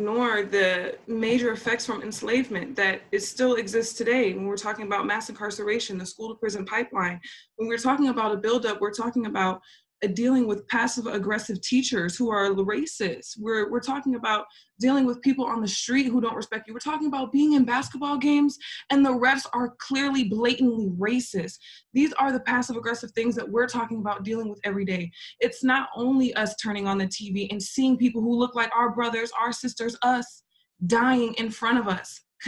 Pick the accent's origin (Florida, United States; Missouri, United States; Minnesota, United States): Minnesota, United States; I'm from Minnesota